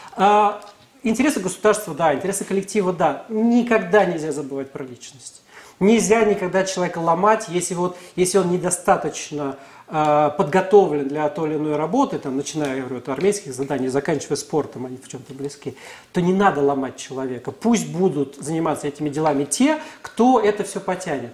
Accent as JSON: {"language": "Russian", "country": "Russia"}